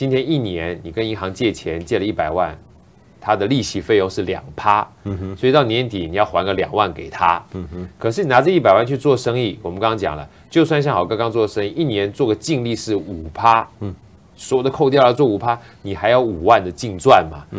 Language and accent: Chinese; China; 我们从小就有观念是啊，能不欠钱就不要欠钱，尤其我们中国人欠钱感觉就不太好哈，是件坏事儿。